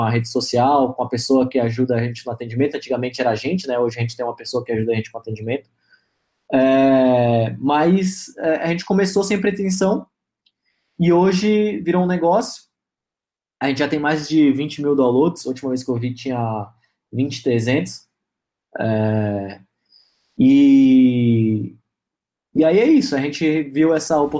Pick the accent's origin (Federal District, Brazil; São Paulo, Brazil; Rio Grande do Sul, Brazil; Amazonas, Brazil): Amazonas, Brazil; Manaus; ela é de Pernambuco, eu sou de Manaus